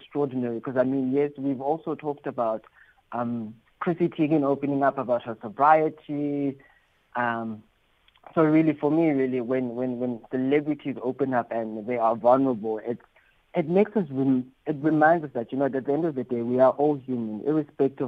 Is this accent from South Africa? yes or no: yes; South Africa; being South African